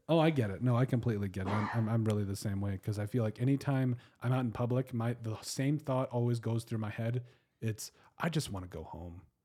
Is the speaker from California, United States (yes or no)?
no; Custer, South Dakota, United States; I was from Custer